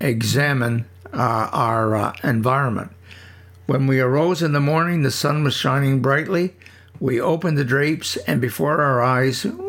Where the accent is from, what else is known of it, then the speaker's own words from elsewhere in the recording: Prescott, Ontario, Canada; moved away; I grew up on Wood Street